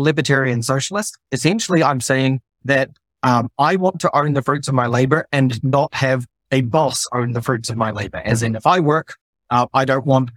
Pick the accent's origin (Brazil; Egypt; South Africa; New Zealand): New Zealand; moved away as an adult; also born or lived in Tonga / Australia / Netherlands; now in Germany; I'm originally from New Zealand. I grew up there for the first 10 years of my life, then spent close to 2 years in the Kingdom of Tonga, my little Pacific Island